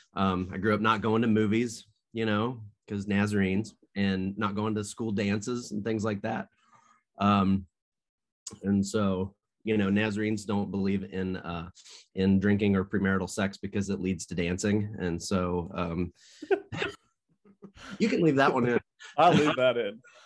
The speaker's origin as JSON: {"language": "English", "town": "Nashville", "region": "Tennessee", "country": "United States", "tie": "born or raised there", "moved": "yes", "lives_now": "Marion, United States", "said": "I grew up in the Nashville, Tennessee area"}